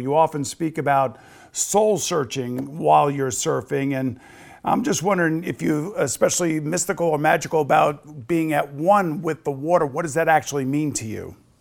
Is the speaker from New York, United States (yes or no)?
yes; East Coast of Long Island, New York, United States; I grew up on the East Coast of Long Island